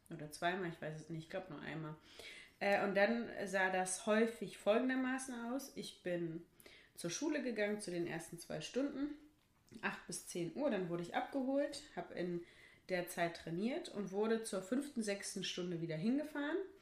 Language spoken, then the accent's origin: German; Bochum, North Rhine-Westphalia, Germany; bei uns in Wattenscheid